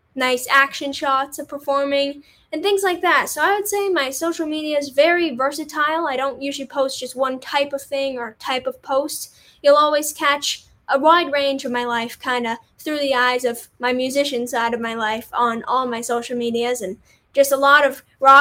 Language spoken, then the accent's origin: English; Canada; as Canadian